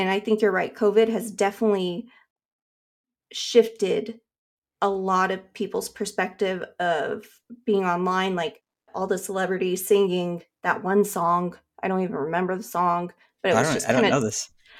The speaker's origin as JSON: {"language": "English", "town": "Carson City", "region": "Nevada", "country": "United States", "tie": "born or raised there", "moved": "as an adult", "lives_now": "Orange County, United States", "said": "I was born in Carson City, Nevada. So I grew up in Nevada and lived there until I was like 22. And then I moved to Southern California."}